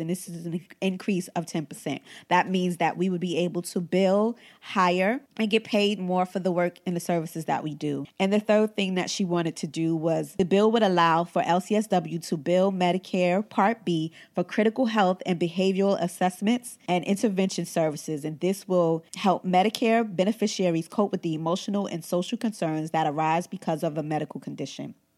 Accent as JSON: {"language": "English", "country": "United States", "said": "we are entitled to as American"}